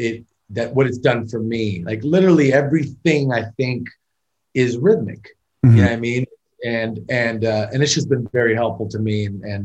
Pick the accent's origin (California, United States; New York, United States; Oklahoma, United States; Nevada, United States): Nevada, United States; Las Vegas; also born or lived in Miami / Orange County / New Jersey / Los Angeles; Born and raised in Las Vegas, Nevada.